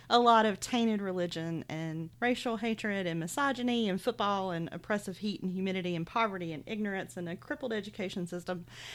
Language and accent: English; Middle Georgia, United States; moved away; also born or lived in North Carolina / Florida; I grew up mostly in Georgia, but also lived in North Carolina for a little bit and spent a few years in Florida, but I don't really count that as the South.